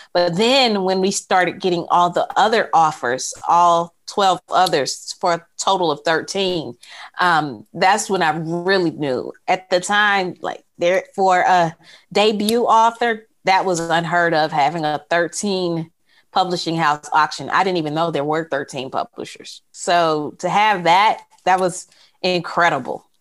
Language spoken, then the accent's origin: English; Mississippi, United States; I'm from Mississippi.